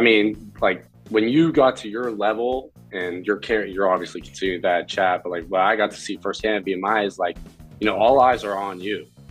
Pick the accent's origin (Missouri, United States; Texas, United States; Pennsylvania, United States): Pennsylvania, United States; Pittsburgh; Pittsburgh guy, born and raised